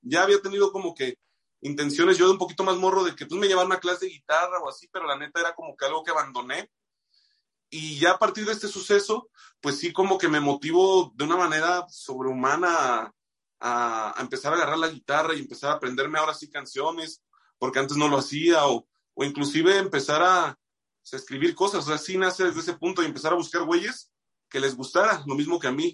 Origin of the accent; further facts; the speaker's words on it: Moroleón, Guanajuato, Mexico; moved away; soy de Moroleón, güey, allá pues sí, a mí me tocó una buena etapa para ser músico en Moroleón